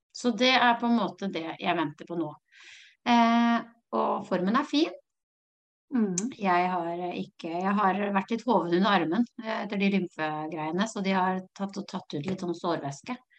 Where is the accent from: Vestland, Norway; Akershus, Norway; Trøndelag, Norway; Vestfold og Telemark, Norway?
Vestfold og Telemark, Norway; Notodden; jeg er jo fra Råneby, Notodden